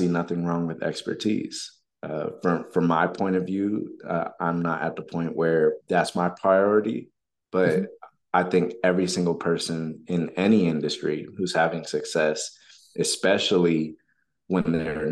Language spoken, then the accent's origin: English; Texas, United States; Texas is my home state